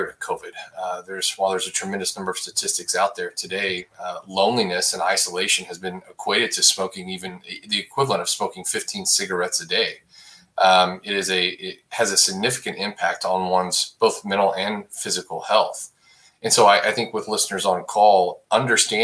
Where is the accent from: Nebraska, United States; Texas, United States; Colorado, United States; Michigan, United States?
Texas, United States; Abilene; now in Dallas, United States; I grew up in West Texas, just outside of a town called Abilene, Texas